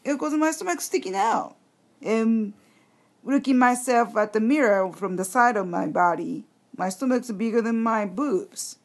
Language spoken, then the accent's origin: English; Japan; English is a second language